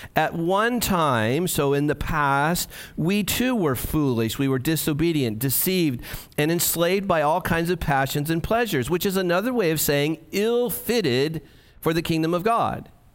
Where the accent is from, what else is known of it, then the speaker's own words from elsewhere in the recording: United States; for us as American evangelicals